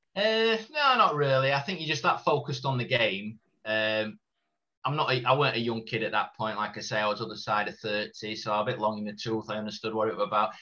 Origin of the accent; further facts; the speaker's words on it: Doncaster, Yorkshire and the Humber, United Kingdom; being a Doncaster lad